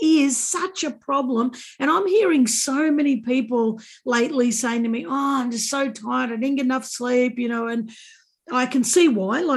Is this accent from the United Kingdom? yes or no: no; Australia; I'm Australian